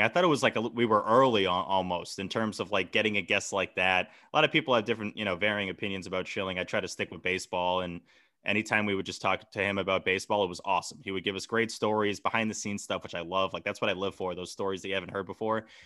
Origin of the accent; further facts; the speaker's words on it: Hingham, Massachusetts, United States; my hometown, Hingham